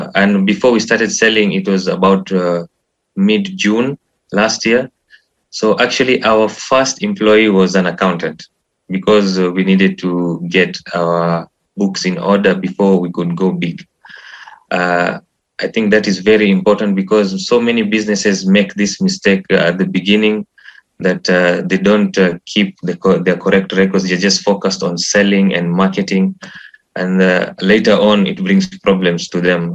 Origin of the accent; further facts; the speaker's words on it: Nairobi, Kenya; I was born in Kenya, Nairobi. I've studied there.